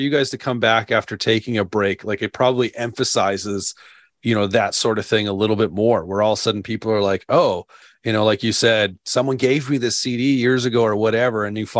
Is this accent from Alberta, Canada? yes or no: yes; Calgary, Alberta, Canada; growing up in the Calgary scene